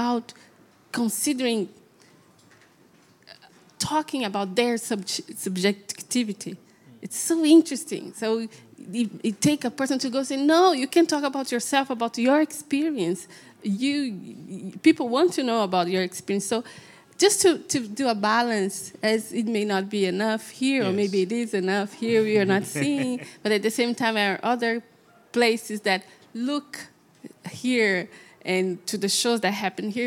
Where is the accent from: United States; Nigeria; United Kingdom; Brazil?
Brazil; moved away; I'm from Brazil